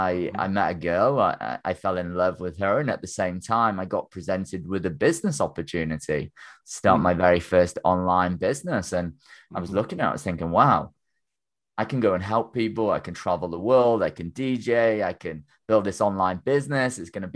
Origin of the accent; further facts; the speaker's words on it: Wales, United Kingdom; moved away as an adult; my small country village that I grew up in North Wales here in the UK.